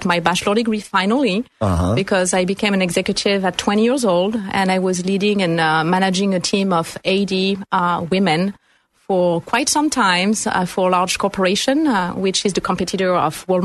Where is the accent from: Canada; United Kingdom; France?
France; moved away as an adult; now in United States; I'm French, and I was born in France about 40 years ago now